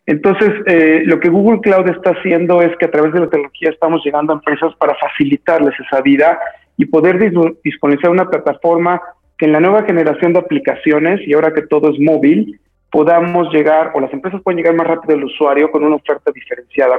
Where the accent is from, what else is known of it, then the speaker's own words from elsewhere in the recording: Mexico; soy eh, mexicano de nacimiento